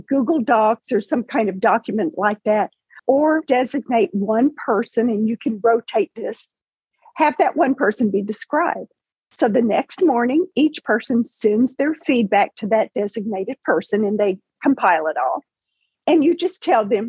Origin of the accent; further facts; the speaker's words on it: Paducah, Kentucky, United States; I was working and living and working in my hometown of Paducah, Kentucky